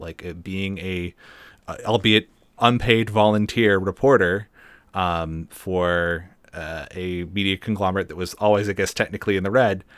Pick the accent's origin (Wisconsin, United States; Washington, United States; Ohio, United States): Washington, United States; Seattle; growing up in Seattle